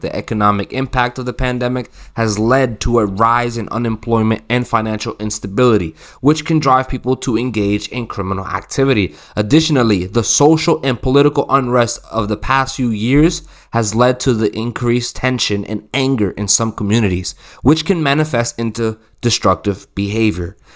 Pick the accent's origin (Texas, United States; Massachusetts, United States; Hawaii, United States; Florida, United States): Massachusetts, United States; I'm from Massachusetts, y'all. I'm from the East Coast